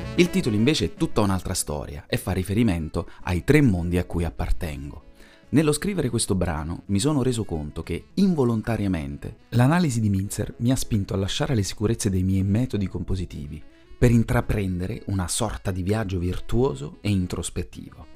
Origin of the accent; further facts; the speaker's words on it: Italy; now in Belgium; La mia terra d'origine, l'Italia